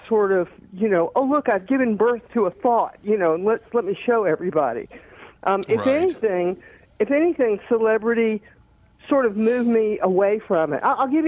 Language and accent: English; Marietta, Georgia, United States; also born or lived in Montgomery, Alabama; In Georgia, pretty much, mostly in Georgia. I never left the South until I moved to New York, actually, when I was that age.